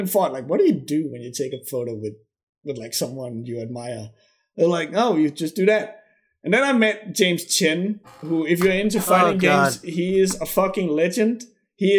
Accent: Denmark; I'm from Denmark

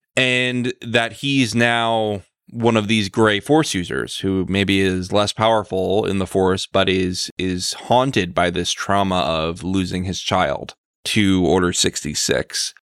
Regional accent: United States; I'm an American

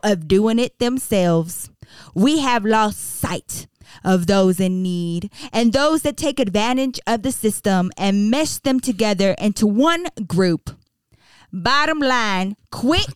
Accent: Texas, United States; I am from Texas

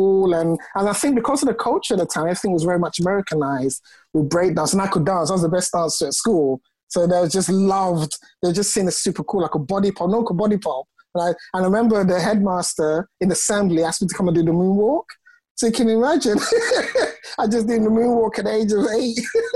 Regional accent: Birmingham, West Midlands, United Kingdom; first language Ga; also born or lived in Sutton Coldfield / Ghana; And then I lived in Birmingham, in Hallidale, as I was like, you know, 4 or 5.

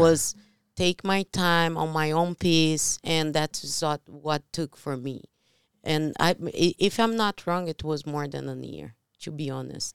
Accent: Brazil; English is a second language; moved away; I'm from Brazil

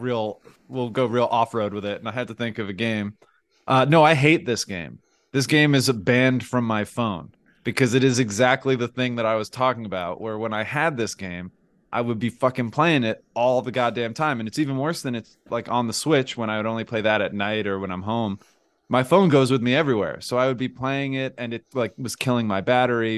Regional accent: New Jersey, United States; moved away; we're all from New Jersey

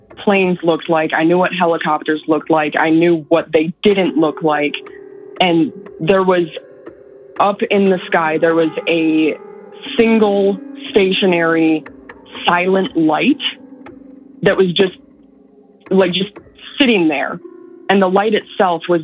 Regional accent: Northern Illinois, United States; now in San Antonio, United States; from Northern Illinois, where I grew up

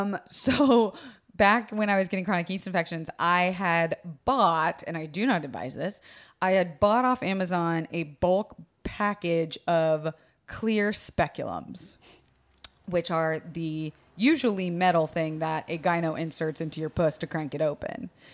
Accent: Florida, United States; I was raised in Florida

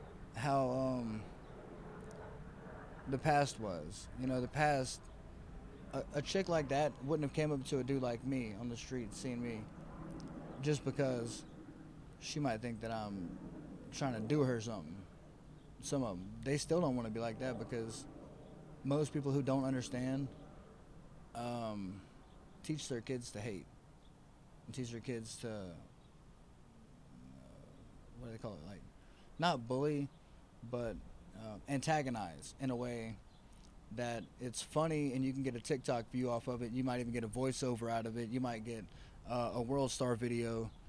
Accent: the South, United States; I'm from the South and I'm backwards

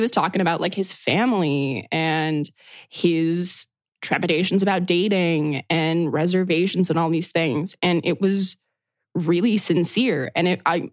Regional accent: New Mexico, United States; I'm born and raised in New Mexico.

